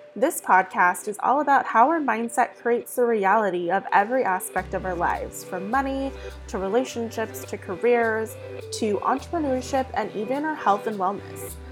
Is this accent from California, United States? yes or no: yes; Southern California, United States; accent: Southern California; I'm born and raised in Southern California